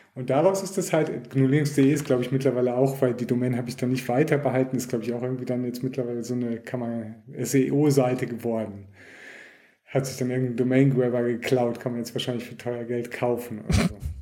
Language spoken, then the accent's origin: German; Germany; now in Switzerland; ich komme auch ursprünglich aus Deutschland